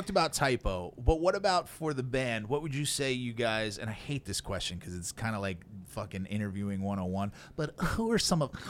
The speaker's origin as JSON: {"language": "English", "town": "Brooklyn", "region": "New York", "country": "United States", "said": "I'm from Brooklyn."}